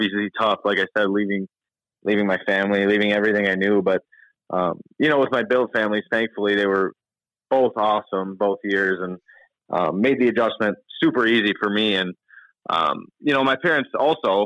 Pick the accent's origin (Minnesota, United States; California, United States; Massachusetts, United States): Minnesota, United States; moved away; also born or lived in Michigan; growing up in Minnesota, I was a big Wild fan growing up, and then once I moved to Michigan